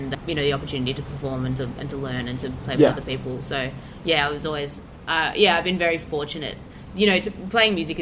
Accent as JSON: {"language": "English", "town": "Melbourne", "region": "Victoria", "country": "Australia", "tie": "born or raised there", "said": "I grew up in Melbourne"}